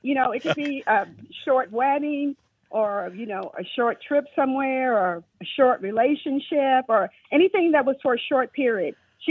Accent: Houston, Texas, United States; When we were growing up in Houston

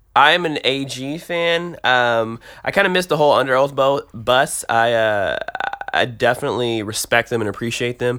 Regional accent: Detroit, Michigan, United States; moved away as an adult; also born or lived in Tulsa, Oklahoma; now in Nashville, United States; I grew up in Detroit. I uh, stayed there till I was about 18.

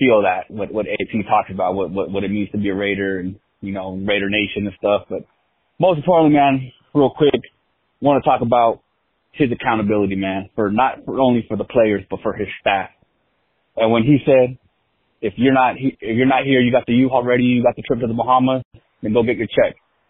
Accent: California, United States; You know, I am from Southern California. I'm not from the L.A. area, but from the Orange County area

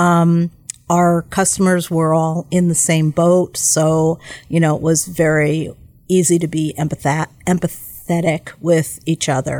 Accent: New York, United States; now in Milwaukee, United States; I'm originally from New York

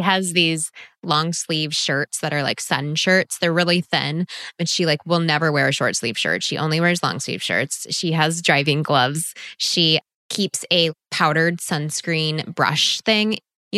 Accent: Texas, United States; I am from Texas, so I go to Austin often

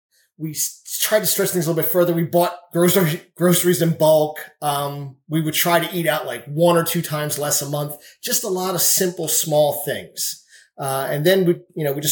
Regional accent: Greenville, United States; I'm from Greenville.

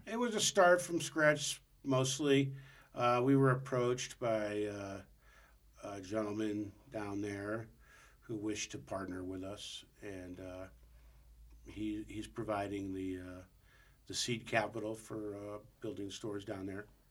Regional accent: St. Louis, Missouri, United States; moved away; I grew up in St. Louis

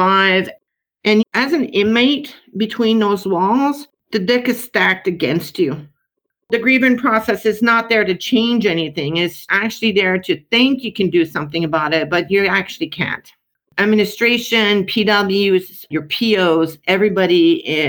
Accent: South Shore of Montreal, Quebec, Canada; I grew up on the South Shore of Montreal in a middle-class, predominantly white city

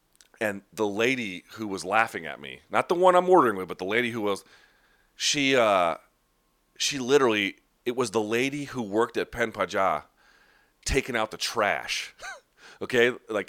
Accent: United States; accent: American; my accent obviously sounds like I'm American. But I'd never been told that my accent was bad. Like, I'm not fooling anybody about where I'm from

